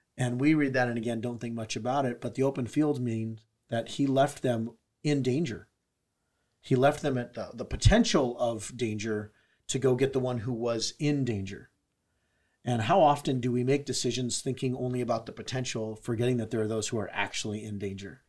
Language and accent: English; San Diego, California, United States; I grew up in San Diego